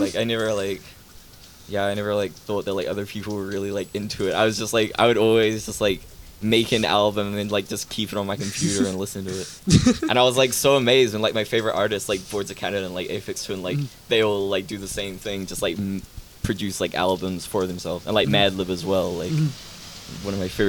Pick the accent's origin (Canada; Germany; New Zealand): New Zealand; accent: New Zealand; Cuz like I became super like conscious of my New Zealand accent